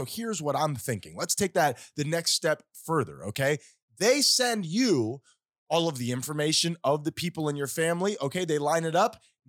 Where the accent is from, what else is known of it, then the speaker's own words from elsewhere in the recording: Tennessee, United States; we're from Tennessee. This could work.